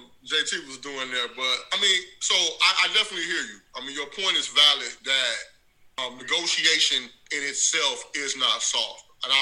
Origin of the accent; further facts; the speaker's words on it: Chicago, Illinois, United States; from Chicago like everybody else. I love Scottie, but I'm a realist as well.